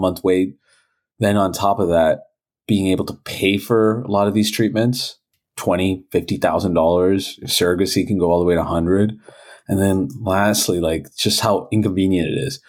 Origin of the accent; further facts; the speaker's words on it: Toronto, Ontario, Canada; I was born and raised in Toronto